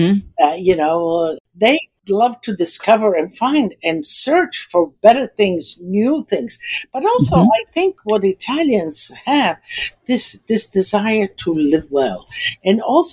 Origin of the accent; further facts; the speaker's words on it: United States; also born or lived in Istria, Croatia (then Italy); Born in Italy, there's nothing better than that. And then kind of growing up in America